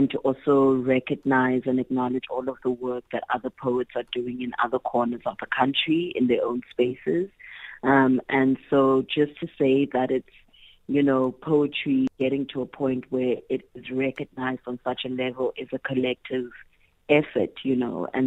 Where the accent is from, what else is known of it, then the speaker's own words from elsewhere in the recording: South Africa; first language Xhosa and Zulu; English is a second language; my mother tongue being Isixhosa and Isizulu